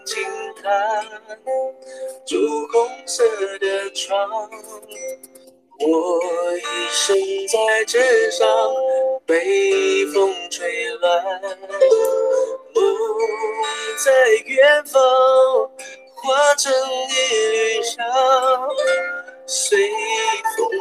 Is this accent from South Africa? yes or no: yes; Cape Town, Western Cape, South Africa; accent: South African; now in Jerusalem, Israel; I'm from Cape Town